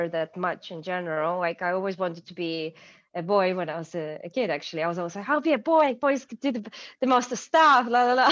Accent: Ukraine; English is a second language; moved away as an adult; also born or lived in Kyiv; now in London, United Kingdom; I'm from Ukraine

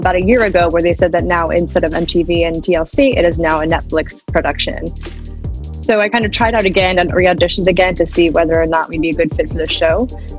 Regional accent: Washington, United States; So I grew up in Washington State, close to Seattle, and I've lived here essentially my whole entire life and consider myself a native Washingtonian.

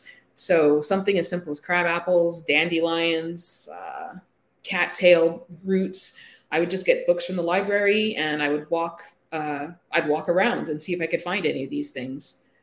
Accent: Toronto, Ontario, Canada; born there; also born or lived in Bahamas; I was born in Toronto, but when I was 5 years old, we went down to the Bahamas to live for 5 years.

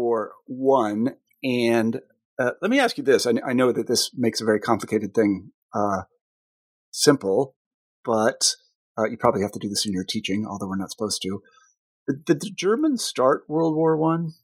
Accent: United States; As an American

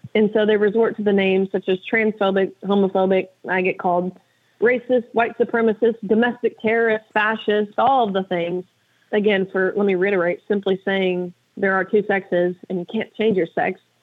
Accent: Tennessee, United States; my home state of Tennessee

